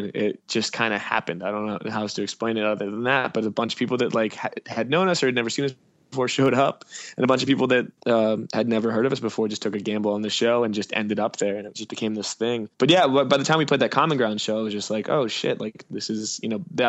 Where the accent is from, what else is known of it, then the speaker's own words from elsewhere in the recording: New Jersey, United States; moved away as an adult; now in Philadelphia, United States; I was born in Philadelphia and moved to Jersey for up until I was 18, and then I moved back to Philly.